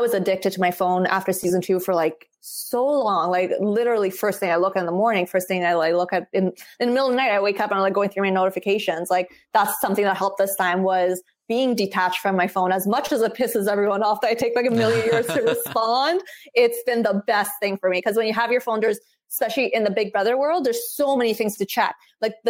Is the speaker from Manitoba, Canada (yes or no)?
no; Vancouver, British Columbia, Canada; moved away as an adult; also born or lived in Iran; now in Toronto, Canada; I love Vancouver. It's my hometown. It's always going to be my home